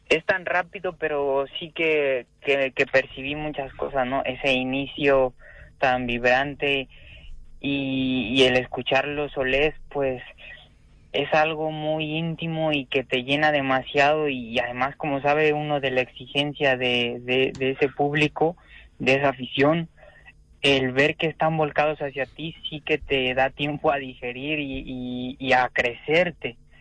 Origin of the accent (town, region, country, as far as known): Mexico; moved away; also born or lived in Spain